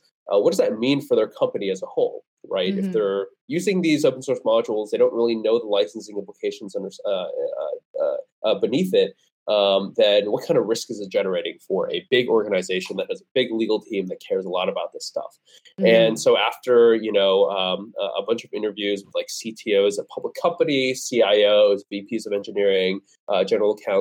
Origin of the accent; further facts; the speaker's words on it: Vernon Hills, Illinois, United States; moved away as an adult; also born or lived in Aurora, Illinois; I grew up in the Chicago suburb.